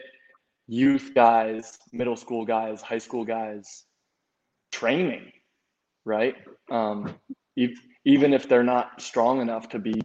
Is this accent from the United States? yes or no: yes; United States; moved away as an adult; now in Dominican Republic; we as American athletes